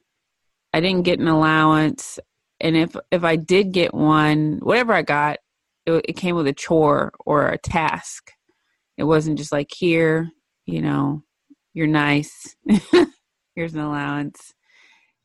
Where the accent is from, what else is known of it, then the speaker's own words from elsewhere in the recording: Cookeville, Tennessee, United States; I'm from Tennessee originally, born and raised